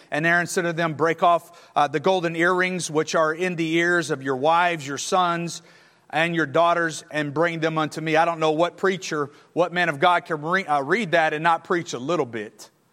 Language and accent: English; Texas, United States; moved away as an adult; now in Alabama, United States; I'm a Longhorn. I'm from Texas